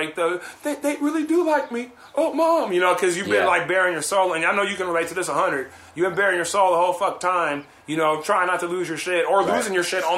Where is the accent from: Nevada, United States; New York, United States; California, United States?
California, United States; Compton; also born or lived in Lynwood, California / Camarillo, California; I grew up in Compton